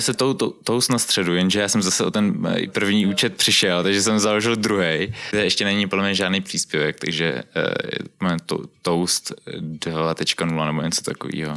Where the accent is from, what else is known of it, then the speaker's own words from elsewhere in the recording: Prague, Czechia; ve středisku Silesiánů u nás v Kobylisích